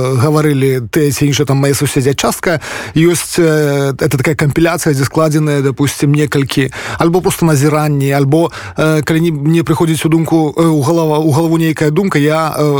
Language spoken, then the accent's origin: Belarusian; Polesia, Belarus; also born or lived in Pinsk; я палішукі беларус